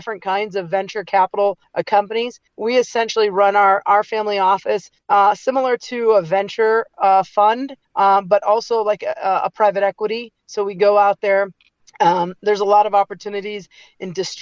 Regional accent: Detroit, Michigan, United States; moved away as an adult; now in California, United States; Just grew up in the suburbs of Detroit area

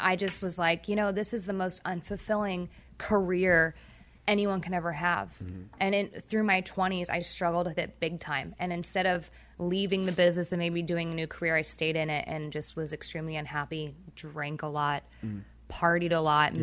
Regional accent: Orange County, California, United States; I grew up in Orange County.

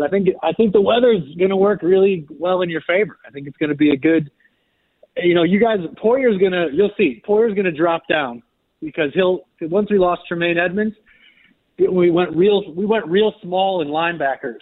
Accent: Buffalo, New York, United States; also born or lived in Pittsburgh; But I am actually from Buffalo.

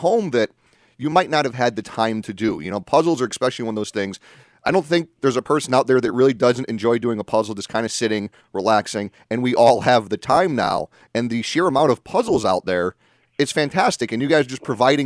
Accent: New Britain, Connecticut, United States; as a little kid growing up in New Britain

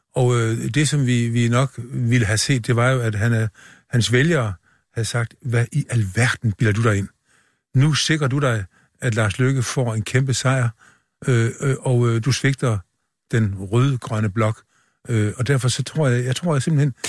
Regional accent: Funen, Southern Denmark, Denmark; vi er, vi er jo ikke sønderjyder. Vi er fynboer

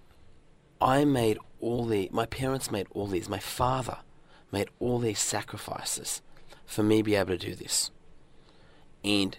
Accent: Australia; also born or lived in northern Iran; when I was growing up in Australia

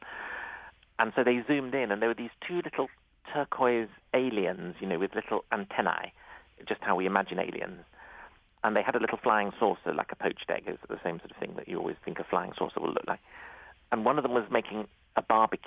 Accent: United Kingdom; as a Brit

